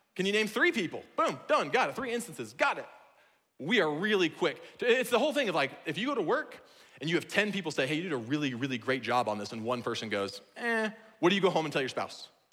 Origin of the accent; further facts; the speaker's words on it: Iowa, United States; now in Washington, United States; I'm from Iowa, where what we have for swimming are called ponds